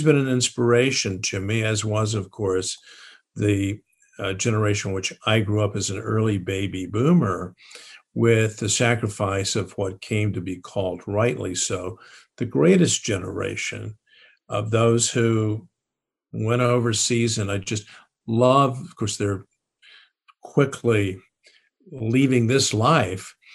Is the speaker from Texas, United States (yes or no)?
yes; San Antonio, Texas, United States; a public high school in San Antonio, Texas.